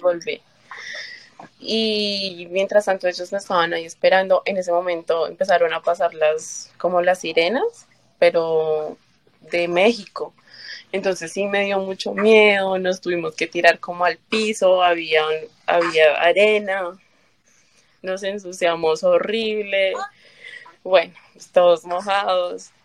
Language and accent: Spanish; Colombia; moved away as an adult; now in New York, United States; yo soy colombiana